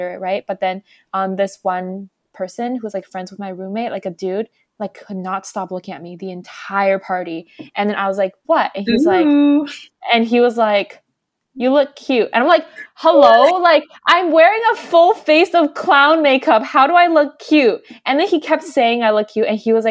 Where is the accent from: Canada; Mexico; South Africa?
Canada; I'm from Canada